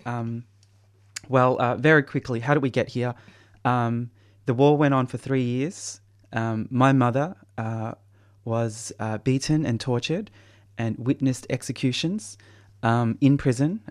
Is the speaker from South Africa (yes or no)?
no; Australia; being born in prison and, uh, growing up in Australia with my parents struggling to support all, all our kids